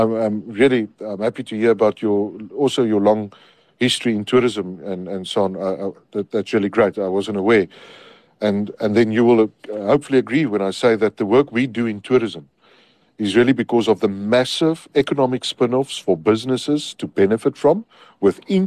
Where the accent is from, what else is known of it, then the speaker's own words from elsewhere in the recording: Lambert's Bay, Western Cape, South Africa; I come from Lambert's Bay. It's my family comes from there.